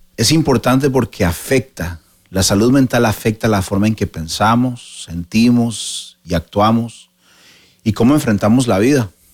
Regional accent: Costa Rica; en Costa Rica, de donde soy yo

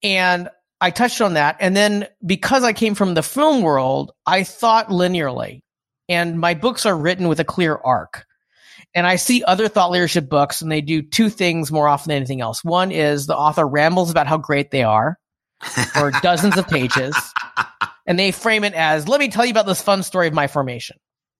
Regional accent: United States; For listeners who don't know, I'm Asian American.

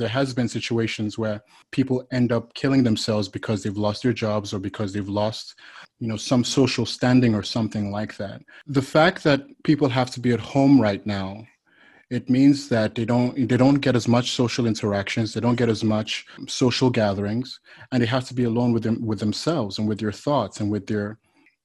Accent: Nigeria; moved away as an adult; now in United States; I'm originally from Nigeria, West Africa, and I moved to the United States when I was about 19 years old

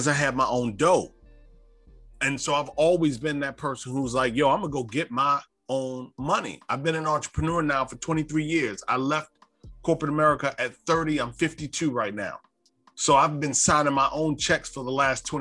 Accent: Davenport, Iowa, United States; I grew up in Davenport, Iowa

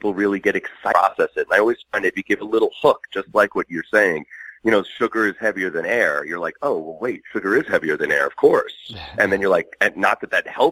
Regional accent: Long Island, New York, United States; now in Burbank, United States; I'm originally from Long Island, but I live in Burbank, California now.

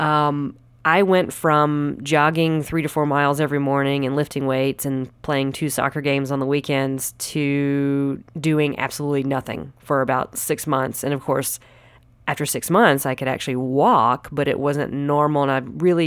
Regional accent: Anderson, South Carolina, United States; moved away as an adult; now in Los Angeles, United States; I am originally from Anderson, South Carolina, home and land of all the fried foods

